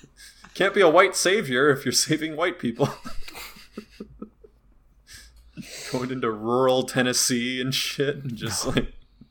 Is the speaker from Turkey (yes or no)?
yes; Turkey; I'm from Turkey, and yeah, people have to do that in Turkey, and let me tell you, it's not great.